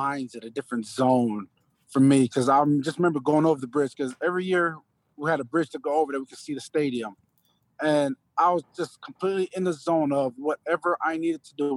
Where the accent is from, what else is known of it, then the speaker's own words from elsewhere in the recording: U.S. Virgin Islands; moved away; also born or lived in Georgia, United States; I was born in St. Croix, the Virgin Islands, and the education there, it's a little difficult. I was in private school. So when I moved to Georgia